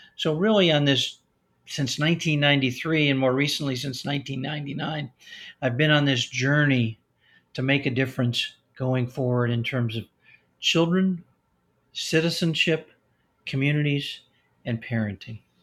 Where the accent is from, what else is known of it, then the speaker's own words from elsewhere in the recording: Chicago, Illinois, United States; I grew up in Chicago, Illinois, in that area